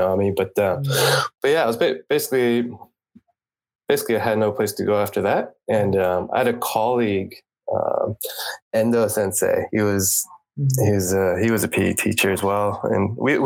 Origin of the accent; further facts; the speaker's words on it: California, United States; moved away as an adult; also born or lived in Japan; I'm from California originally